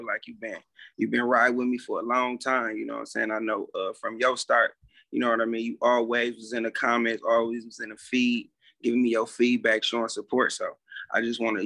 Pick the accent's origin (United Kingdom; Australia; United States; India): United States; Flint, Michigan; moved away; I'm from Flint, though, north side.